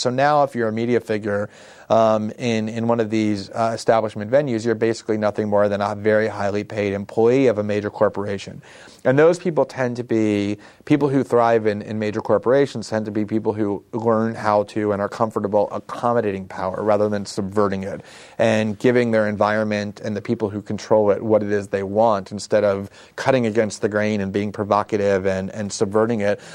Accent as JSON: {"language": "English", "region": "South Florida", "country": "United States", "tie": "born or raised there", "also_born_or_lived": "Queens, New York", "said": "I was born actually in Queens, but moved almost immediately to South Florida, where I was raised in a suburb for the next eighteen years"}